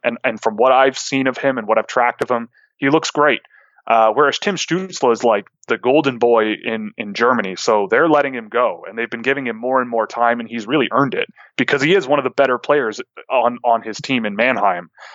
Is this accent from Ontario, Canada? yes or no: yes; Toronto, Ontario, Canada; since I'm from Toronto